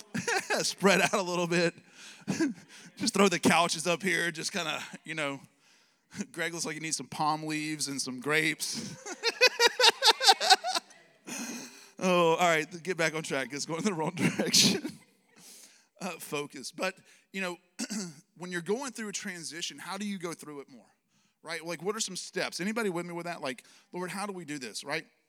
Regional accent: Alabama, United States; I'm from Alabama

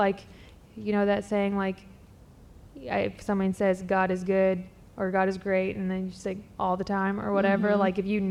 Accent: the Bible Belt, United States; I grew up in Bible Belt church culture

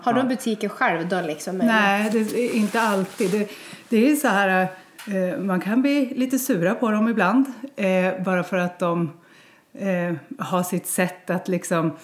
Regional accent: Bjuråker/Delsbo area, Gävleborg County, Sweden; moved away as an adult; also born or lived in Stockholm, Sweden; ville att, att barnen skulle få mm. växa upp här, där jag växte upp. Ja. Så jag flyttade hem

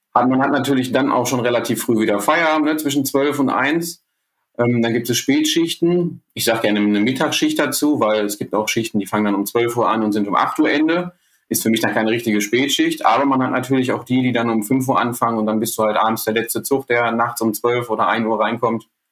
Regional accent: Ruhr area, North Rhine-Westphalia, Germany; bei uns im Ruhrgebiet

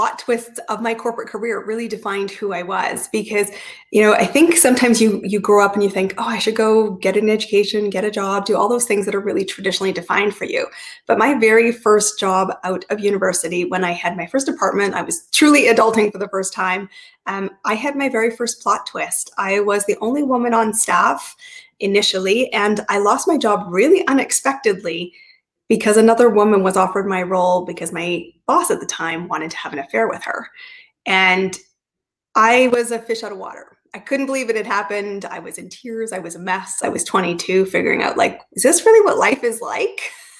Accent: Canada; So I am Canadian, but I've lived in 5 countries, 30 cities, and some cities more than once.

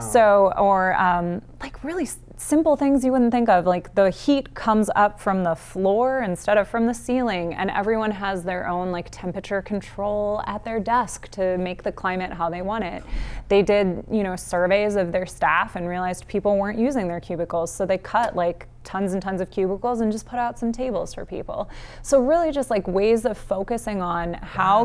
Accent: Northeast Ohio, United States; also born or lived in Missouri; now in Canton, United States; But I grew up in Northeast Ohio

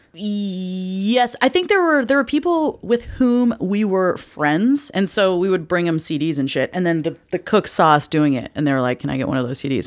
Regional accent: the Northwest, Pacific Northwest, United States; I'm from the Northwest where trees are used only for wood

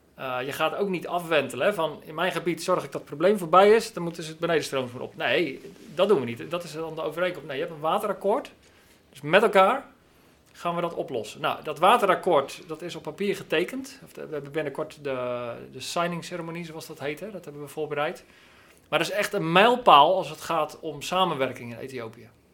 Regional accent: Netherlands; we dat als Nederlanders

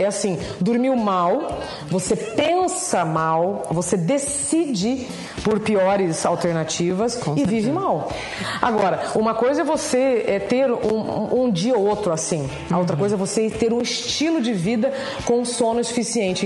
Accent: northern Paraná, Brazil; now in São Paulo, Brazil; Eu sou do norte do Paraná. Eu estou em São Paulo Paulo há 24 anos

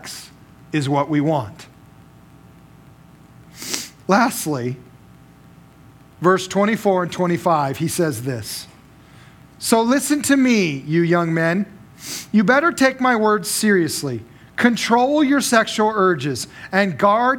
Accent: Las Vegas, Nevada, United States; now in Cheney, United States; I grew up in Las Vegas

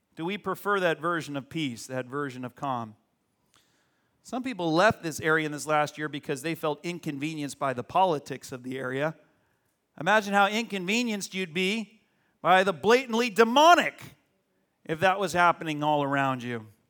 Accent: Arizona, United States; now in California, United States; When I grew up in Arizona, a little perfect suburb, nice suburb in Arizona

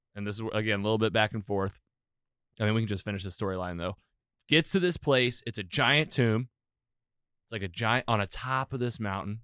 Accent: United States; I'm an American

